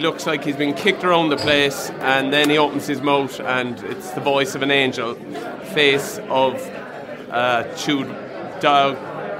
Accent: Ireland; as an Irish person

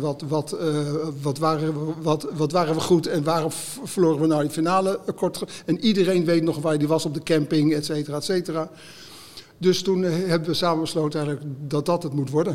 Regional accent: Haarlem, North Holland, Netherlands; nou kom ik uit Haarlem

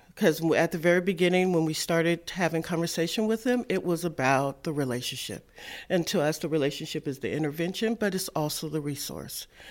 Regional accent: Seattle, Washington, United States; I was born and raised in Seattle

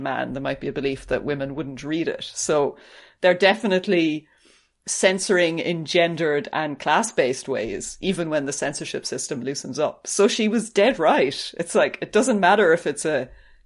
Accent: Ireland; as an Irish person

